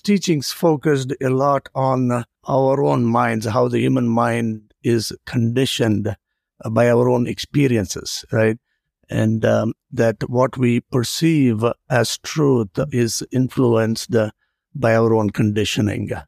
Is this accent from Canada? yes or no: no; India; moved away; I grew up in India